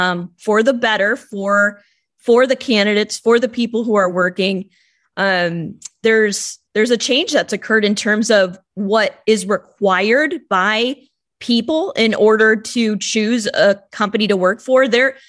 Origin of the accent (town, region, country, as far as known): Illinois, United States; born or raised there